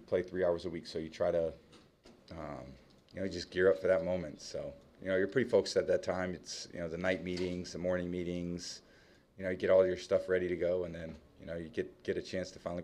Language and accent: English; San Francisco Bay Area, California, United States; But that was cool doing it in my hometown.